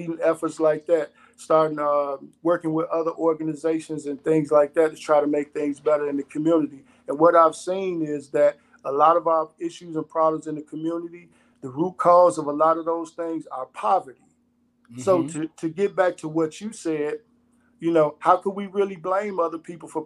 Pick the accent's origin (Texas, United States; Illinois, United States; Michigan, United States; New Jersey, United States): Illinois, United States; Chicago; I grew up on the North Side in a melting pot with different ethnicities.